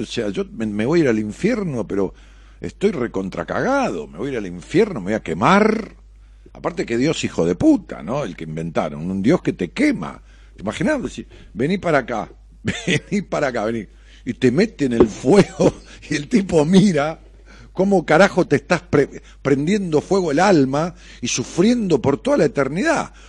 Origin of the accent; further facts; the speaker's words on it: Ramos Mejía, Buenos Aires Province, Argentina; yo voy a Ramos, es mi pueblo